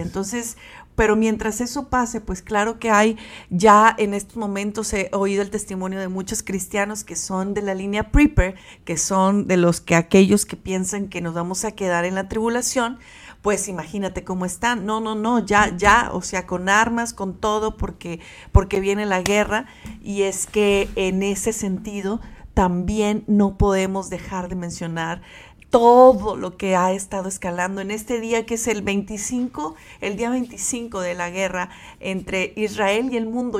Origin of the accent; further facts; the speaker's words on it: Mexico; como mexicanos